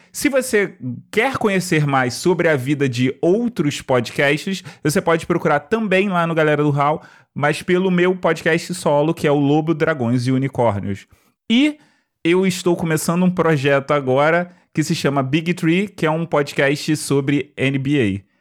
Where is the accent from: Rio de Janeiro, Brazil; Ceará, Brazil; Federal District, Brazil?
Rio de Janeiro, Brazil; eu sou do Rio, né? E o Rio de Janeiro não tem uma cultura muito forte de rap